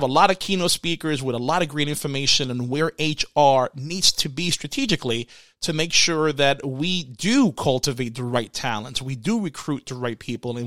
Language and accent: English; Puerto Rico; I grew up in Puerto Rico, so most of the households I stayed in in Puerto Rico, they have chickens in the back.